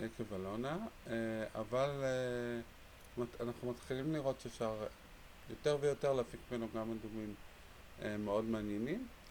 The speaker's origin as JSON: {"language": "Hebrew", "town": "Jerusalem", "region": "Jerusalem District", "country": "Israel", "tie": "born or raised there", "said": "גדלתי בירושלים"}